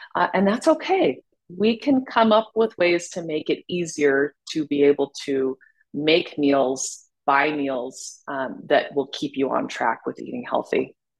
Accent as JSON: {"language": "English", "town": "Salt Lake City", "region": "Utah", "country": "United States", "tie": "born or raised there", "said": "I was born and raised in Salt Lake City, Utah"}